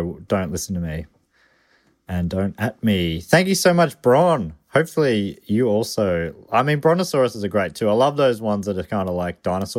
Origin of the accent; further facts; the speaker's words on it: Calgary, Alberta, Canada; My hometown, Calgary, go Flames, Alberta, hosts the world's largest stampede and has been doing so since 1912.